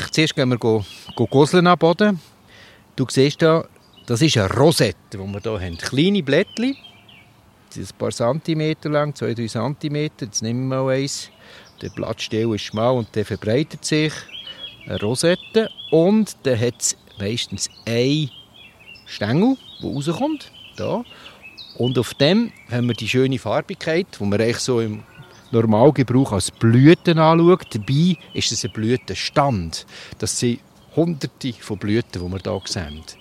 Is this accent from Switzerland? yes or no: yes; Lucerne, Switzerland; Oder ich bin aufgewachsen im Luzerner Hinterland.